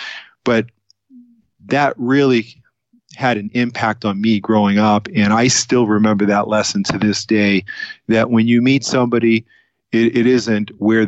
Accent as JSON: {"language": "English", "town": "Boston", "region": "Massachusetts", "country": "United States", "tie": "born or raised there", "moved": "yes", "lives_now": "Southern California, United States", "said": "I was born in Boston, Massachusetts. I was actually born in the city and grew up there."}